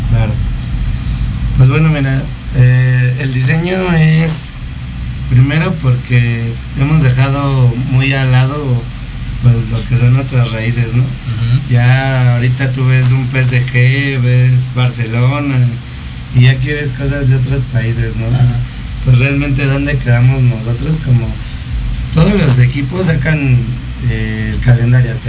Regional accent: Durango, Mexico; de Durango.

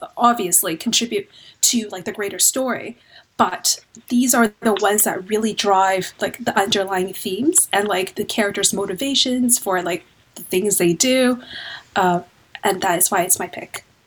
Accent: Vancouver, British Columbia, Canada; moved away as an adult; now in London, United Kingdom; I'm originally from Vancouver, Canada, so you can probably tell by my accent. Moved to London about two years ago.

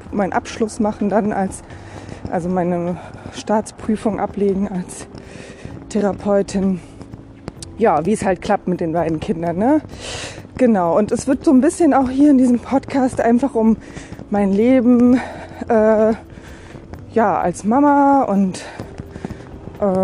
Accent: Berlin, Germany; born there; Ich äh, lebe in Rheinland-Pfalz, bin aber gebürtige Berlinerin

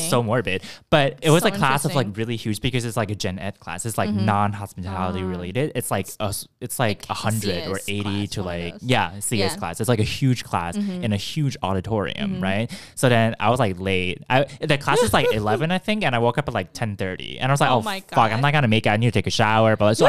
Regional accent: Bay Area, California, United States; moved away as an adult; now in Boston, United States; I grew up in the West Coast in California, around the Bay Area.

